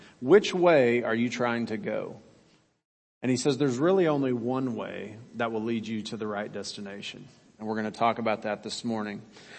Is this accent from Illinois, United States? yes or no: no; Kansas, United States; moved away as an adult; also born or lived in Birmingham, Alabama; I lived at the time in Birmingham, Alabama. Now, you remember I grew up in Kansas